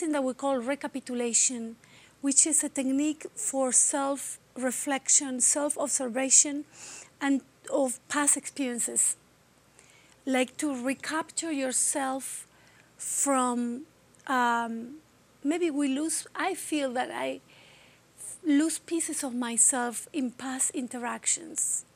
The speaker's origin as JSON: {"language": "English", "country": "Argentina", "tie": "born or raised there", "second_language": "English", "moved": "as an adult", "said": "I'm from Argentina. And my country was going through a dictatorship from 1978 to 1985. So it was middle and high school for me."}